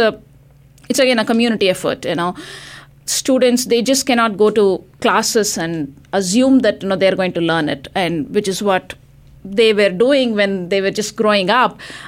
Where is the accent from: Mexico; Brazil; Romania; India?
India; now in United States; I moved from India, you know, and we made a choice to come and live here.